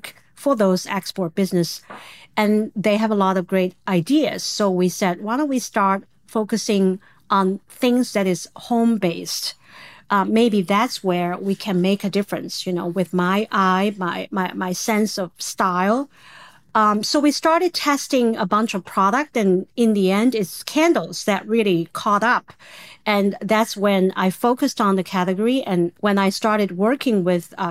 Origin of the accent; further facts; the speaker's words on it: China; English is a second language; moved away as an adult; now in United States; I was born, raised in the era for a long time when China was very closed